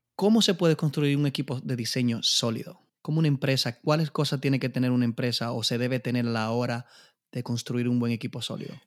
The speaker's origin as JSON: {"language": "Spanish", "country": "Dominican Republic", "said": "como decimos en buen dominicano"}